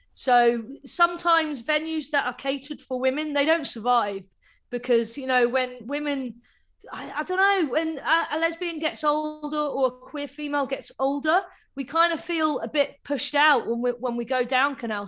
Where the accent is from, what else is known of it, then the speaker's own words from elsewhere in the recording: Cambridge, East of England, United Kingdom; I grew up in Cambridge, so it's a very small town. So there was no gay scene there. I didn't know if there were any gay people or any other lesbians there. So when I moved to Manchester, it was just like a massive eye opener